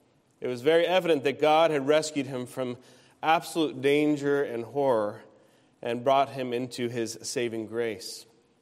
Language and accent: English; Peru; also born or lived in United States; As a missionary kid, I grew up in Peru and lived all over the United States as well as my parents traveled from state to state raising support.